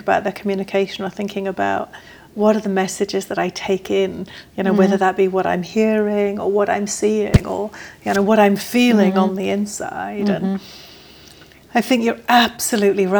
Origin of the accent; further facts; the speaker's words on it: England, United Kingdom; I am English